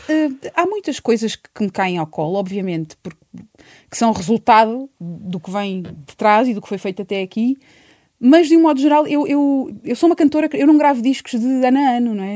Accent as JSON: {"language": "Portuguese", "town": "Montalvo", "region": "Santarém District", "country": "Portugal", "tie": "born or raised there", "also_born_or_lived": "Tomar / Ourém", "moved": "as an adult", "lives_now": "Lisbon, Portugal", "said": "Eu fui para Montalvo com um ano, ainda que, obviamente, é a minha terra, é o meu lugar, foi ali que me fiz gente"}